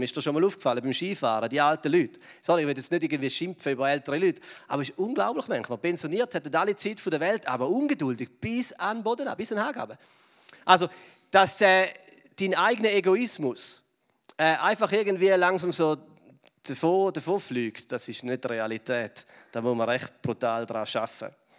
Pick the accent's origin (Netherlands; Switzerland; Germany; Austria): Switzerland; wir als Schweizer